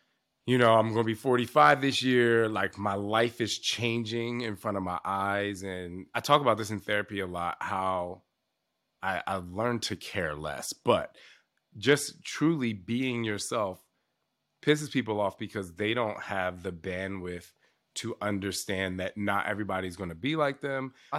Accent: New Jersey, United States; I know, I'm from the East Coast.

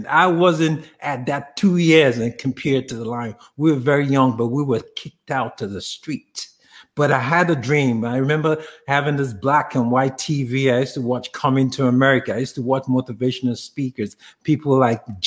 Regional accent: Nigeria; now in United States; I grew up in Africa, to be more specific. I grew up in Nigeria

